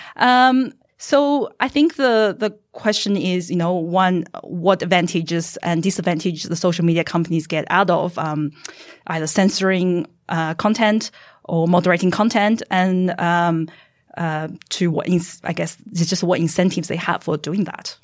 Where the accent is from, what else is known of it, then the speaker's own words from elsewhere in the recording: Australia; I am a Chinese Australian.